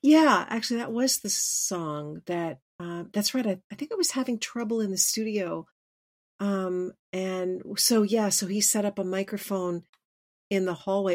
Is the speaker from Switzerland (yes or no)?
yes; Switzerland; moved away; growing up in Switzerland